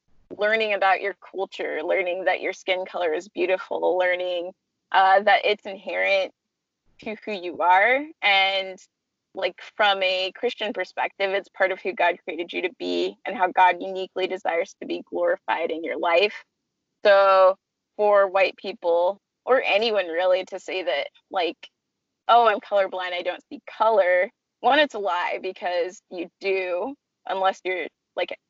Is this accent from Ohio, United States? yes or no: no; California, United States; I'm from California and a really diverse part of California